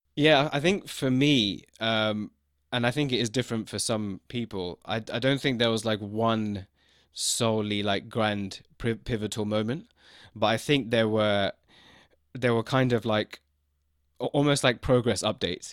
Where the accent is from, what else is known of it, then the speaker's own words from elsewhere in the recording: London, United Kingdom; also born or lived in China; I was born in London. So f, for me, growing up with that, being in London